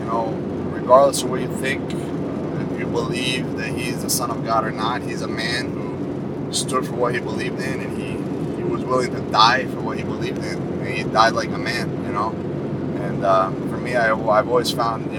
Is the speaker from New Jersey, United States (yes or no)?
yes; Bayville, New Jersey, United States; also born or lived in New Brunswick, New Jersey; Bayville, New Jersey. I was born in New Brunswick, New Jersey